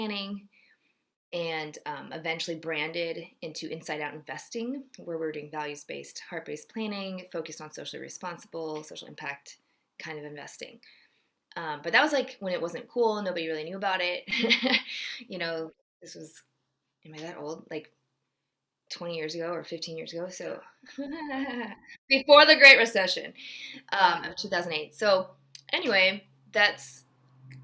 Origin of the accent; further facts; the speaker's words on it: Georgia, United States; also born or lived in Ohio / Texas; I was born in Ohio. My parents were both born in Seoul, Korea, and immigrated in college and met there. And so I'm second generation and had a brief stint in Texas and then mostly grew up in Georgia